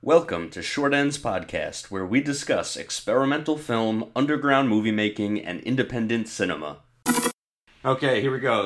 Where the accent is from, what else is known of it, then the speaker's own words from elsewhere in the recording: Westchester, New York, United States; I grew up in Westchester